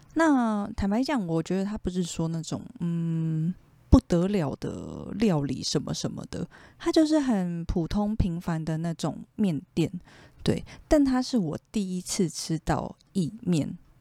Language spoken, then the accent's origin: Chinese; Taipei, Taiwan; moved away as an adult; 我真的是从小就住在内湖，从出生的那一天起， 就是土生土长的内湖人